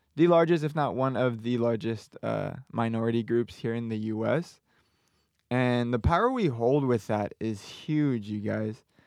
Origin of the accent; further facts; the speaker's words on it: Southern California, United States; moved away as an adult; now in Arizona, United States; I'm from Southern California.